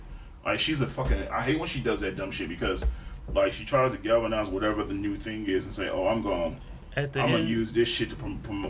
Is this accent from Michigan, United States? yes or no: yes; Detroit, Michigan, United States; we're from Detroit.